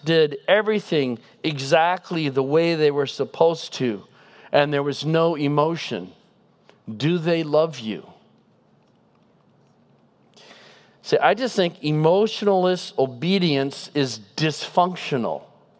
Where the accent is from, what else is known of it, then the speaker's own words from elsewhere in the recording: Pacific Northwest, United States; This illustration doesn't work great in Southern California, but I'm from the Northwest